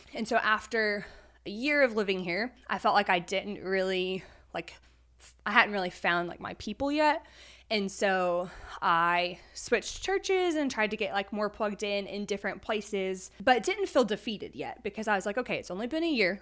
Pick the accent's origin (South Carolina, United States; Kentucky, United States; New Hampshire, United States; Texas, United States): Texas, United States; moved away as an adult; now in Conway, Arkansas, United States; I'm originally from Texas